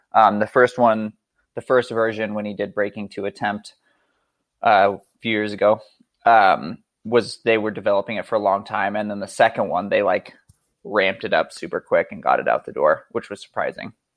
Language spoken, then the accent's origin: English; Montana, United States; now in Idaho, United States; I currently live in rural Idaho, but I grew up in Montana, uh, actually closer to Canada than most of the United States